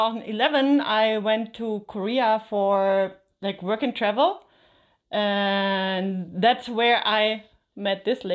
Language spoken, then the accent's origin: English; Germany; So I am from Germany